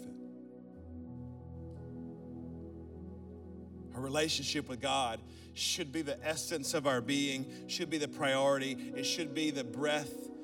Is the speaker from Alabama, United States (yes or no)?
yes; Birmingham, Alabama, United States; I'm from Birmingham, Alabama